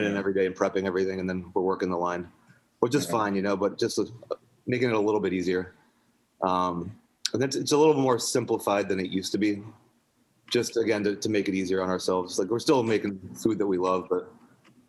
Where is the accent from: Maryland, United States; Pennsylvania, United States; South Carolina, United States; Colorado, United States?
South Carolina, United States; Charleston; my dad was German and I grew up in Charleston